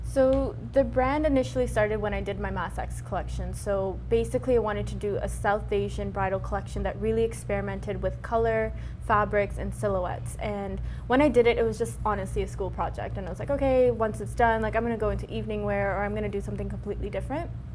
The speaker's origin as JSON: {"language": "English", "town": "Brampton", "region": "Ontario", "country": "Canada", "tie": "born or raised there", "said": "when I grew up in Brampton, I, I didn't grow up in like the brown part of Brampton"}